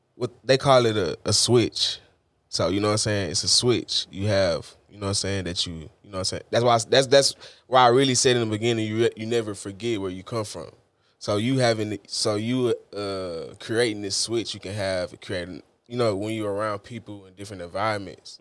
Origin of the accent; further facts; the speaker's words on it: Houston, Texas, United States; I was born and raised in Houston.